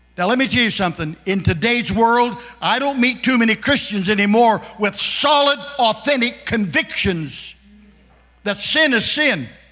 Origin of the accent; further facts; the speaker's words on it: Kansas, United States; moved away as an adult; also born or lived in Philadelphia; I'm from Kansas, and I grew up in a, in a neighborhood that was just a one race neighborhood.